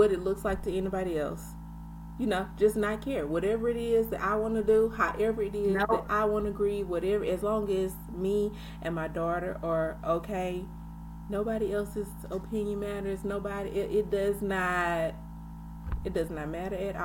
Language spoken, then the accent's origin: English; Louisiana, United States; now in Texas, United States; I'm from Louisiana, but I live in Texas.